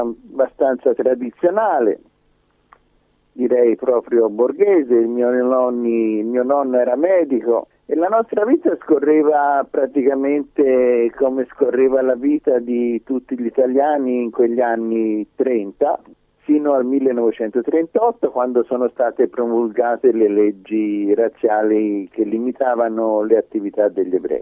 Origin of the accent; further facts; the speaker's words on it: Livorno, Tuscany, Italy; now in Israel; io sono nato a Livorno nel lontano 1936